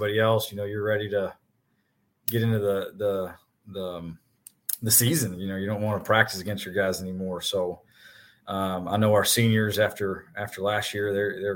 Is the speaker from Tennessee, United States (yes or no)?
yes; Nashville, Tennessee, United States; I'm from Nashville, so I went to Father Ryan